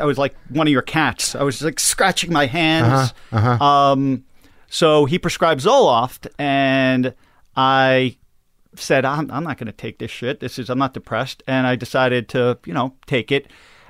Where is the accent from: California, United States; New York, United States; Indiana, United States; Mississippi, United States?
New York, United States; Long Island; Long Island.